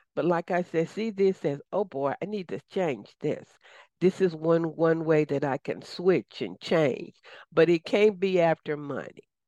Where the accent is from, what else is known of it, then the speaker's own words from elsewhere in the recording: the South, United States; accent: southern; my southern accent may not align with everybody